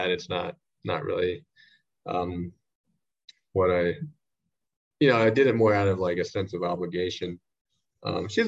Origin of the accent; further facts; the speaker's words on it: Shanghai, China; now in Taiwan; You know, like I grew up in Shanghai, but I we went to the the American school. It's like the best prep school in Shanghai.